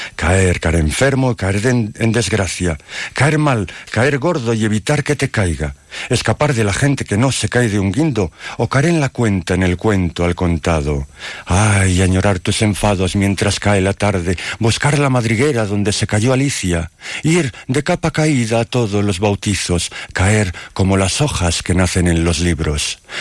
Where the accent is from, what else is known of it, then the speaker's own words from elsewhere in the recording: Dueñas, Castile and León, Spain; soy un poeta de Palencia, de Dueñas